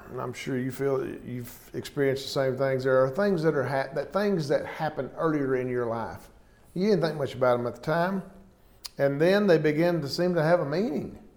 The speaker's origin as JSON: {"language": "English", "town": "Hollis", "region": "Oklahoma", "country": "United States", "said": "I'm from Hollis, Oklahoma, a little old small town."}